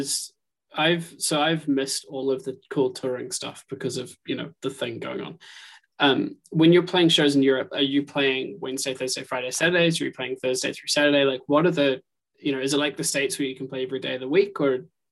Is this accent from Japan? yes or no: no; New Zealand; moved away; So I'm from New Zealand originally.